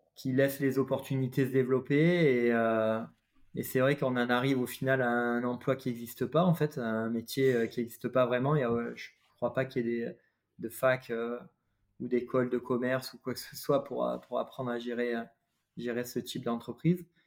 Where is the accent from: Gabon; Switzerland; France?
France; Avignon, Provence-Alpes-Côte d'Azur; moved away; also born or lived in Paris / Valenciennes; je suis originaire euh, du sud de la France, vers Avignon